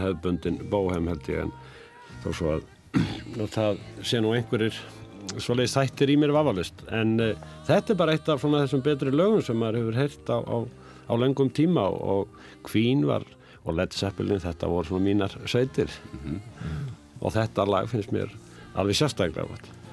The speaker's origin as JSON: {"language": "Icelandic", "town": "Reykjavík", "region": "Capital Region", "country": "Iceland", "tie": "born or raised there", "also_born_or_lived": "Dýrafjörður", "said": "ég ólst upp náttúrulega í Vesturbænum í Reykjavík"}